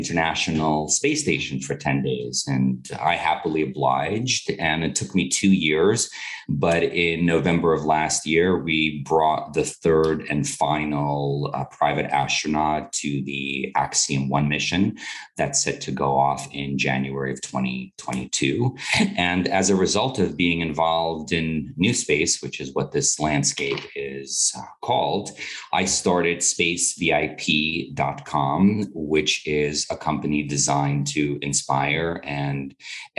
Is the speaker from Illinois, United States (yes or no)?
no; New York City, New York, United States; also born or lived in Moscow, Russia; I was born in Moscow, Russia in 1981 and immigrated to this wonderful country in 1989. We were refugees through Europe and traversed Austria and Italy before being granted access to the United States. I grew up in Brooklyn, New York